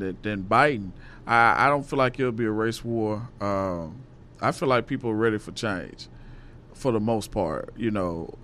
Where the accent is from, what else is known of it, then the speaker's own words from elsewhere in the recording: Little Rock, Arkansas, United States; I'm from Little Rock, Arkansas